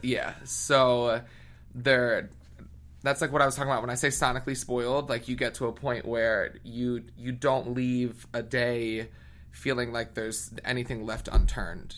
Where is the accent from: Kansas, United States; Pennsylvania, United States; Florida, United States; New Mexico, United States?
Pennsylvania, United States; outside Philadelphia; moved away as an adult; also born or lived in Boston / New York / London; I grew up in a small, obnoxious little white town, like 15 minutes outside of Philly